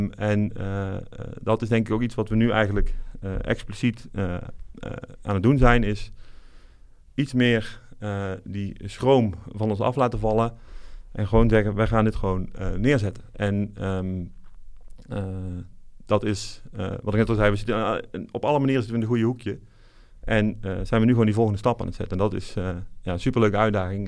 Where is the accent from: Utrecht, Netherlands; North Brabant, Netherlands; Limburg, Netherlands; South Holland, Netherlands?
North Brabant, Netherlands; moved away as an adult; also born or lived in Eindhoven; now in Amsterdam, Netherlands; Wiebe en ik komen allebei eh, opgegroeid in Brabant